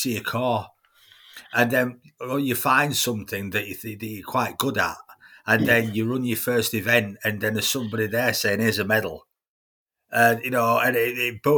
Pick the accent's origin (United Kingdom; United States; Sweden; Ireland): United Kingdom; Leeds, Yorkshire and the Humber; I'm from Beeston in Leeds originally.